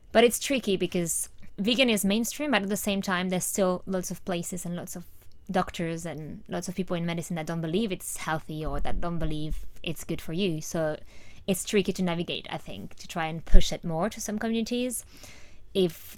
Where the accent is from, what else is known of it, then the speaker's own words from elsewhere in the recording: France; moved away; I'm from France